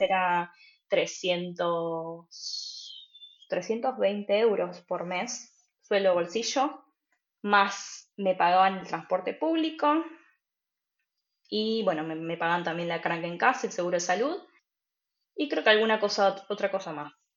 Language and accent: Spanish; Buenos Aires Province, Argentina; moved away as an adult; also born or lived in Cologne / Berlin / Freiburg; now in Germany; yo soy de Argentina, de Buenos Aires, y hace tres años que estoy viviendo en Alemania